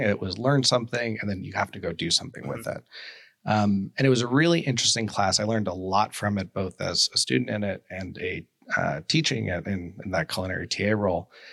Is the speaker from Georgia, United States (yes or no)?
no; New York City, New York, United States; I grew up in New York City